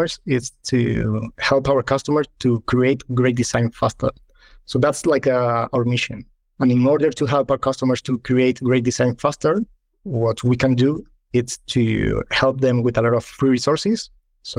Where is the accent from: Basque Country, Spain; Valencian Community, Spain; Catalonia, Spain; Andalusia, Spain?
Andalusia, Spain; Malaga; moved away as an adult; also born or lived in London / Madrid; come back to Malaga, my hometown